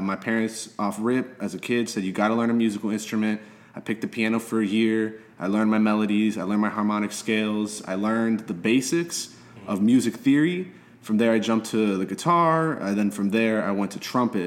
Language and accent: English; Miami, Florida, United States; also born or lived in Philadelphia; I was born and raised here in Little Havana